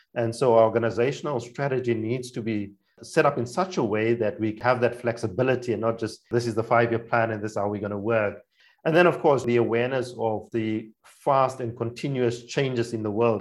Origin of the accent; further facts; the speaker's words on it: Namibia; English is a second language; moved away as an adult; also born or lived in South Africa; now in Germany; I am from Namibia. That's my primary passport country. I grew up in a cross cultural context in Namibia, mostly a few of my childhood years in South Africa